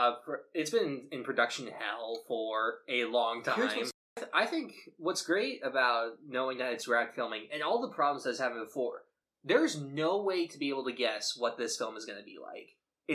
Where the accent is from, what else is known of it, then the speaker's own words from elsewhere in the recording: United States; He is Irish, we are American